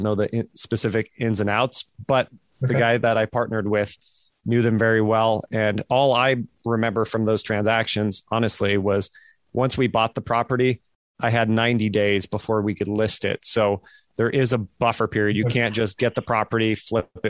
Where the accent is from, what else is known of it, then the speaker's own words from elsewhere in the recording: Fremont, California, United States; moved away as an adult; also born or lived in San Francisco, California; now in Nashville, United States; raised in Fremont myself